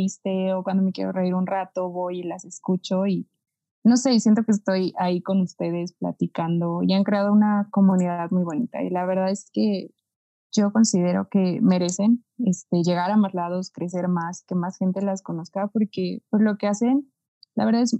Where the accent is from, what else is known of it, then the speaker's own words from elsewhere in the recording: Mexico; porque yo soy de aquí, de Swifting, y yo soy de México